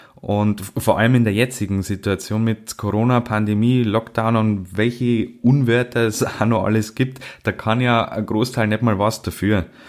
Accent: Bavaria, Germany; bei uns in Bayern

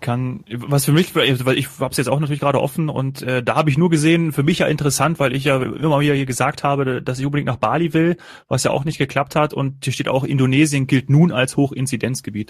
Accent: Northern Hesse, Germany; meine Eltern und mein Heimatort, die liegen in, in Nordhessen, also auch ganz nah an NRW dran

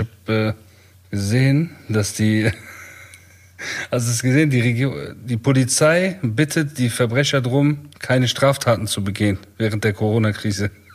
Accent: Bonn, North Rhine-Westphalia, Germany; also born or lived in Iran (Kurdish ancestry); wir sind ja viel mit Heroin-Leuten aufgewachsen, ne, in Bonn auch.

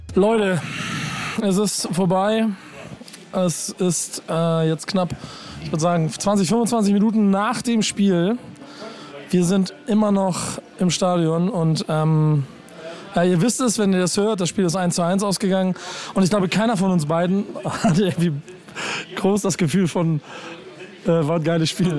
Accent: Hamburg, Germany; ich als Hamburger habe ja noch mehr meine ganzen HSV-Fans im Nacken

